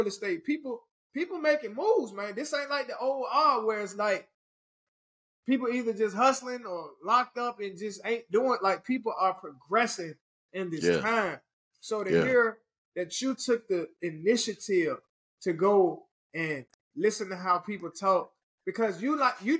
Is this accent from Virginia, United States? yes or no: yes; Richmond, Virginia, United States; moved away